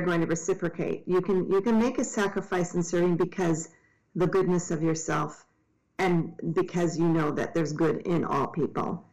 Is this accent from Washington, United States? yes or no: yes; Tacoma, Washington, United States; I grew up in Tacoma where Ted Bundy came from